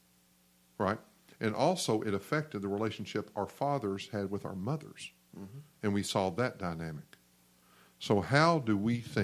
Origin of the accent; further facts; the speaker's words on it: the Bible Belt, United States; we're all from the Bible Belt